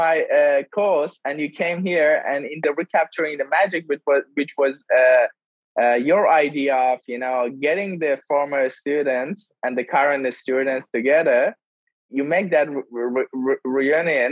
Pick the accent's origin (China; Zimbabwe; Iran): Iran; English is a second language; moved away as an adult; now in Melbourne, Australia